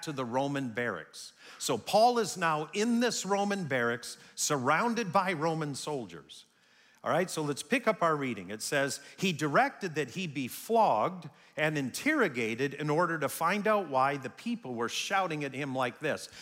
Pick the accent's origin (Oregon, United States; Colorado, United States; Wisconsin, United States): Wisconsin, United States; also born or lived in Canada; as a child growing up in Wisconsin